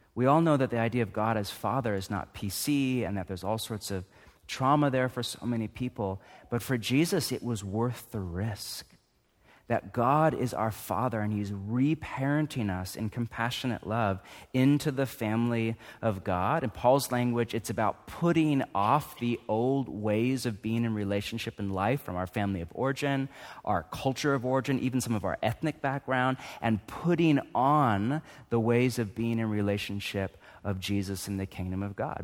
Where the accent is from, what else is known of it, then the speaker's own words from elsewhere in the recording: United States; I'm too American